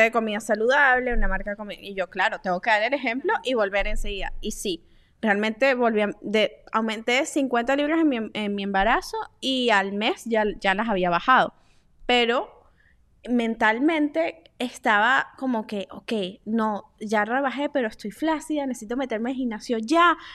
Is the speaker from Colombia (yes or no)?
no; Venezuela; nosotras que somos venezolanas